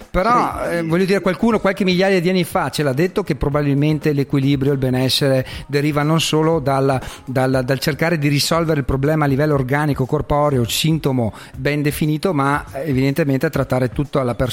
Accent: Veneto, Italy; anche in dialetto, noi che siamo veneti

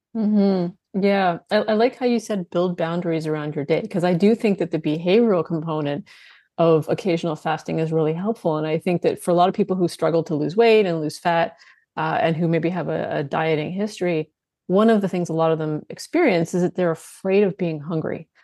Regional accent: Canada; I'm Canadian

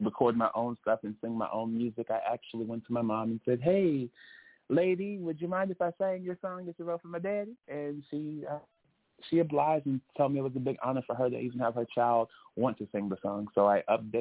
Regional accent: Chicago, Illinois, United States; now in Los Angeles, United States; I am a Chicago, Illinois ex-resident, but I have transplanted here to L.A.

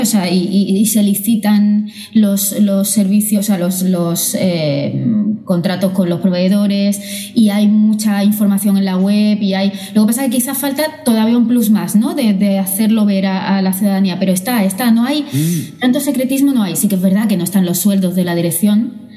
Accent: Málaga, Andalusia, Spain; now in Barcelona, Spain; soy nacida en Málaga y criada allí

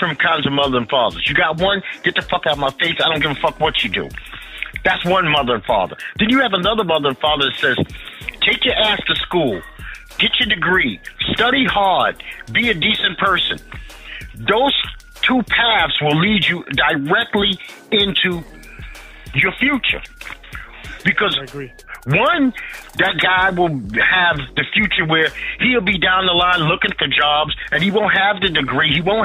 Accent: New York City, New York, United States; I grew up in Bed-Stuy

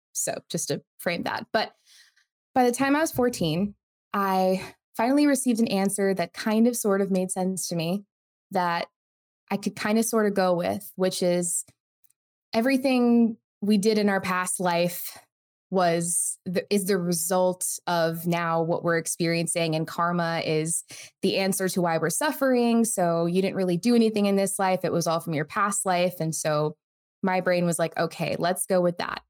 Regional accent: United States; I was born in the United States, but to an immigrant family from India

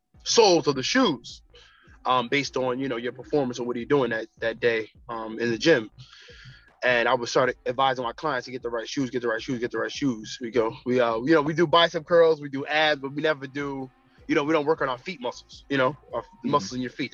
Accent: Newark, New Jersey, United States; I'm from Newark, New Jersey

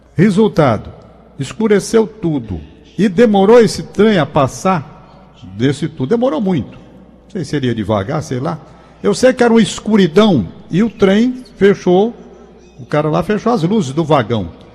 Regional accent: Brazil; como brasileiro

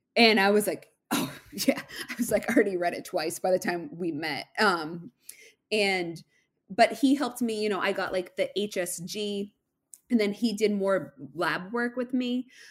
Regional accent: Massachusetts, United States; I'm from Massachusetts

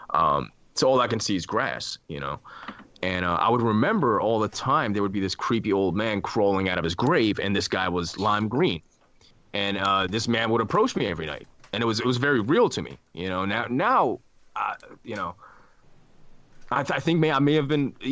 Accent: Iran; born there; I was born in Iran

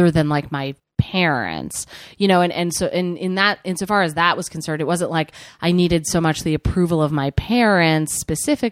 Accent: New Jersey, United States; I'm from New Jersey

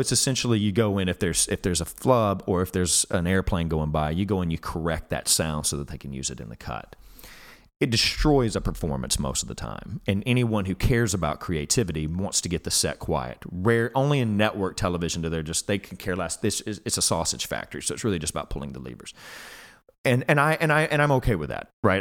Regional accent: Alabama, United States; moved away; I'm from Alabama where I, I, I come from a very blue collar background.

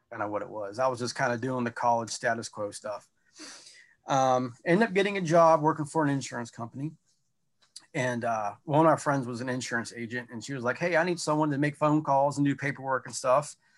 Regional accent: North Carolina, United States; also born or lived in the South; now in Battlefield Township, Pennsylvania, United States; I'm not from here. I'm from North Carolina originally

